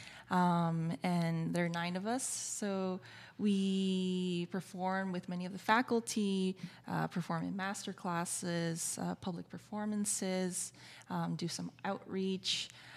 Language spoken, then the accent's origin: English; Brookline, Massachusetts, United States; moved away as an adult; now in New York, United States; I grew up in Boston, went to NEC Prep.